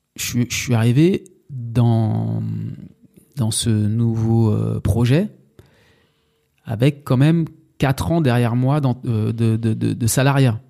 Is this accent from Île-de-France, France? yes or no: yes; Sarcelles, Île-de-France, France; also born or lived in Villiers-le-Bel / Bernes-sur-Oise / Saint-Denis / Martinique; J'ai grandi euh, à Sarcelles. Enfin, j'ai grandi à Sarcelles. Je suis né à Sarcelles